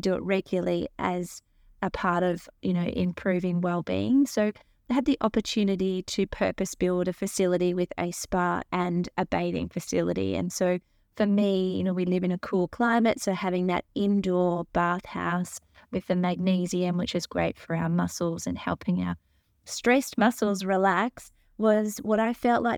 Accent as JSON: {"language": "English", "area": "Currumbin Valley", "region": "Queensland", "country": "Australia", "tie": "born or raised there", "also_born_or_lived": "St Kilda", "said": "where I ended up growing up in Currumbin Valley"}